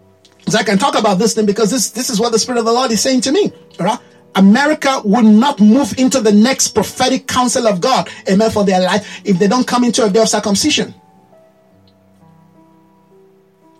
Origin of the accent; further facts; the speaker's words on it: Nigeria; as a Nigerian. There's a way a Nigerian behave. Very loud, right? Very colorful. You know, everything has to be, people have to see it. You see the way our women dress.